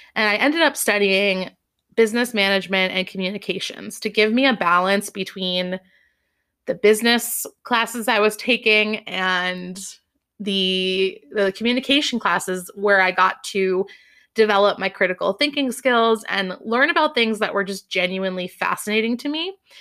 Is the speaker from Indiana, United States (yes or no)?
no; Massachusetts, United States; also born or lived in Boston / Amherst; I grew up in Massachusetts